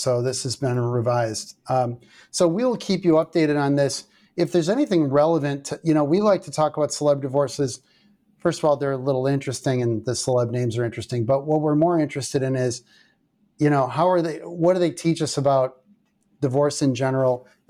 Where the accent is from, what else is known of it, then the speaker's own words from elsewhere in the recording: Columbus, Georgia, United States; born there; I was born in Columbus, Georgia, Fort Benning.